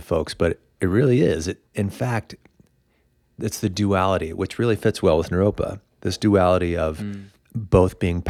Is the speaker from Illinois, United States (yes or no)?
yes; Illinois, United States; also born or lived in Indiana; now in Boulder, United States; From Illinois. I'm from Indiana.